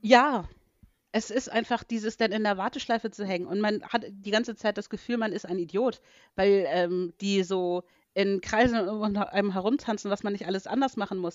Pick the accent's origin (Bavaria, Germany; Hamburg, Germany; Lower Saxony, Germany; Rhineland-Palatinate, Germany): Hamburg, Germany; also born or lived in Arizona; als Hamburgerin